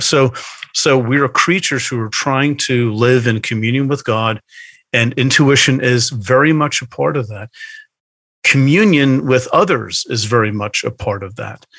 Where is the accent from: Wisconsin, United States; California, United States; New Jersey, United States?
New Jersey, United States; Bergen County; also born or lived in outside Philadelphia; now in Philadelphia area, United States; I grew up in hmm. Bergen County, which is the ah. northeastern corner yes. of the state of New Jersey